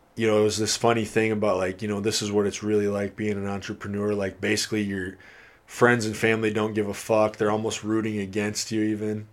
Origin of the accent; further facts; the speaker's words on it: Iowa, United States; now in Kirkland, United States; I'm from Iowa